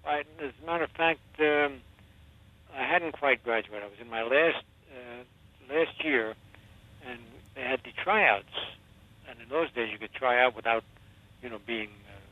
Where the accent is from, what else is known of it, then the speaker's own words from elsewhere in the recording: New York City, New York, United States; I was born in Brooklyn